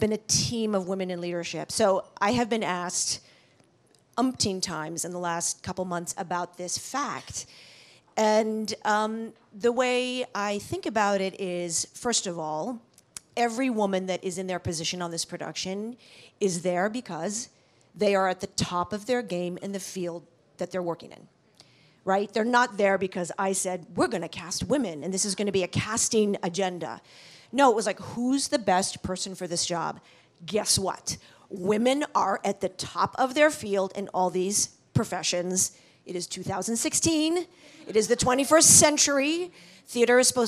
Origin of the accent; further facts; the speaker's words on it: New York City, New York, United States; I grew up in New York City